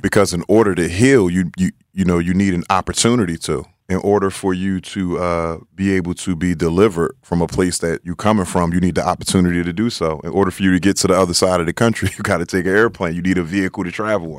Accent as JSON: {"language": "English", "town": "Philadelphia", "region": "Pennsylvania", "country": "United States", "tie": "born or raised there", "said": "growing up in North Philadelphia."}